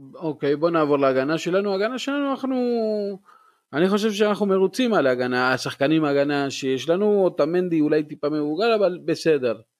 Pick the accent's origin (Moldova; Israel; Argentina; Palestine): Argentina; moved away